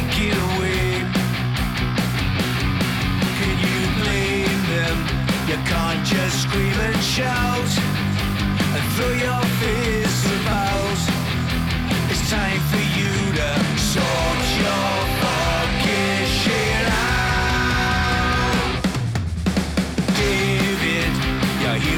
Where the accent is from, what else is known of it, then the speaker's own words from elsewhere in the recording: United Kingdom; I'm British